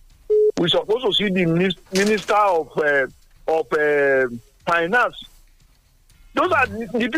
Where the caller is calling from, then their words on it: Nigeria; I'm calling from Songo.